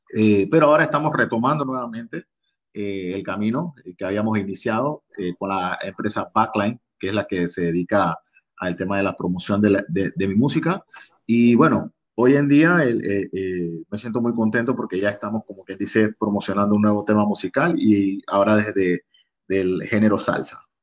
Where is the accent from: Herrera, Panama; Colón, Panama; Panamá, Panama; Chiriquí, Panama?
Colón, Panama; Costa Abajo; yo soy oriundo de la provincia de Colón, específicamente de la Costa Abajo